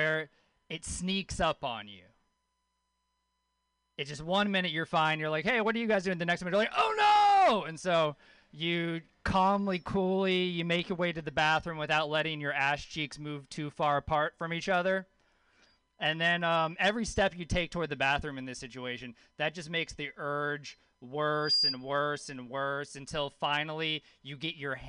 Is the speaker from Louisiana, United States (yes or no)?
yes; Louisiana, United States; I grew up with a hippie mom in Louisiana